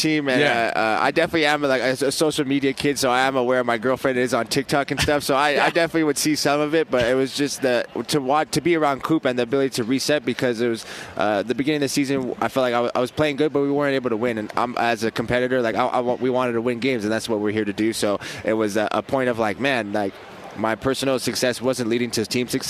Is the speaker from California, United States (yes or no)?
no; Las Vegas, Nevada, United States; also born or lived in Utah; this is my hometown in Las Vegas. I was born out here.